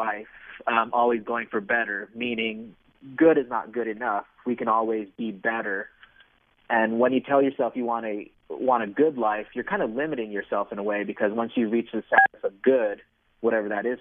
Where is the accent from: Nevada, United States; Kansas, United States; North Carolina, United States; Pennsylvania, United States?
Nevada, United States; moved away as an adult; also born or lived in Massachusetts / Arizona; I grew up in Nevada